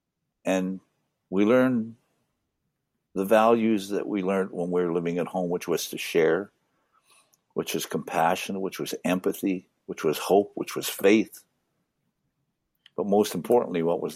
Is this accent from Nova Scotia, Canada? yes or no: no; One Arrow First Nation, Saskatchewan, Canada; also born or lived in Winnipeg, Manitoba; now in Alberta, Canada; I was born on One Arrow.